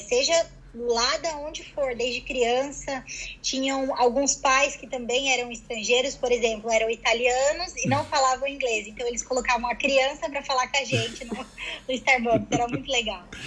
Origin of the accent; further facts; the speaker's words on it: Curitiba, Paraná, Brazil; moved away as an adult; also born or lived in São Paulo; now in London, United Kingdom; A minha família saiu de São Paulo toda quando eu tinha seis anos de idade e fomos para Curitiba. E ah, tá. morei tá. em Curitiba até os meus 22 anos.